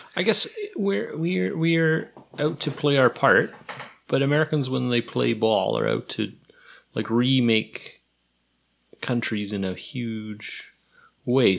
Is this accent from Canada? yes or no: yes; Canada; also born or lived in United States / United Kingdom